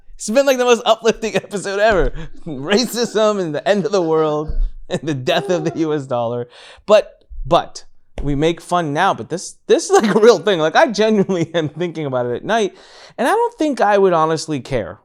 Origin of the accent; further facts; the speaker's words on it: India; I'm Indian, and so obviously I have a little bit of a, a head start advantage there, and I can speak the natural, like, speak the language